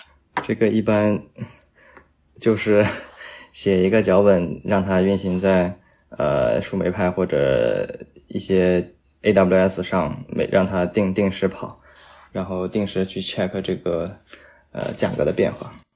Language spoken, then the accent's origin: Chinese; Nanjing, Jiangsu, China; 我的家乡南京